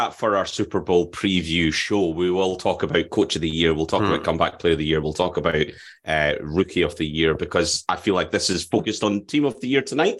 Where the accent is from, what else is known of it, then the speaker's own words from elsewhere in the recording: Scotland, United Kingdom; where I come from, Midlothian. There's a tendency to drop the R.